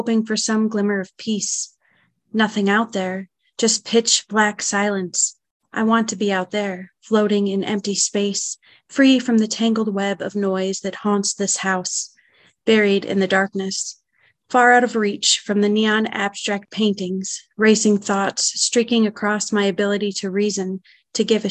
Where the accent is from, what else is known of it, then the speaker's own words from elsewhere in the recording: Finger Lakes area, New York, United States; I am from the Finger Lakes area in New York State